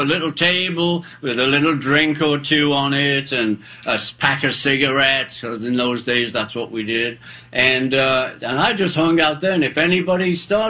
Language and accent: English; England, United Kingdom; I'm English.